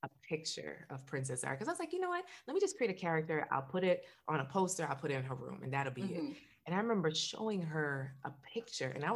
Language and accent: English; Jamaica; now in Florida, United States; I'm Jamaican